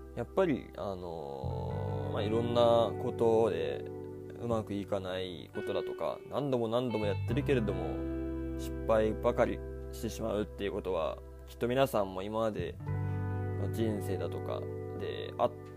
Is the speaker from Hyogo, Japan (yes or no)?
no; Niigata, Japan; moved away as an adult; now in Kansai, Japan; 出身地は、えー、新潟